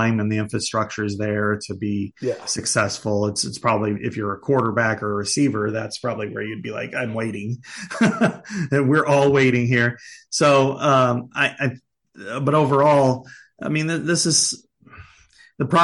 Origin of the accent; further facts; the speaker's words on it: Southeast Iowa, United States; the dream schools that we had growing up in Southeast Iowa